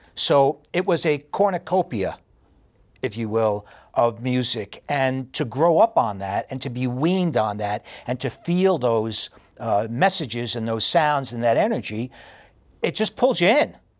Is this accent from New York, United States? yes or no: yes; New York City, New York, United States; accent: heavy New York; moved away as an adult; also born or lived in Los Angeles, California; now in Estonia; I have a very heavy New York accent. And I grew up in New York City